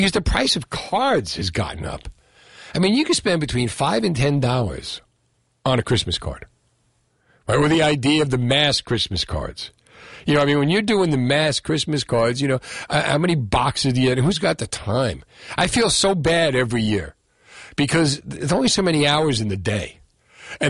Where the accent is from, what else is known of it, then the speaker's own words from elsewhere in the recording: Union City, New Jersey, United States; That I grew up with in Union City